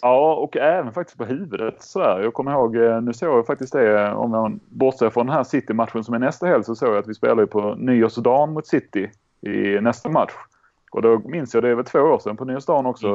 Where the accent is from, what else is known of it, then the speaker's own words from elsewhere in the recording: Skåne, Sweden; accent: Scanian (skånska); Jag har redan en grötig skånska